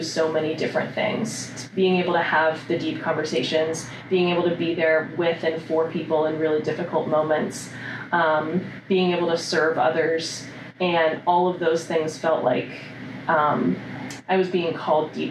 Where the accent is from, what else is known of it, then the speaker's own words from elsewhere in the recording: Upper Arlington, Ohio, United States; I grew up in Columbus. I grew up in Upper Arlington, graduated from Upper Arlington High School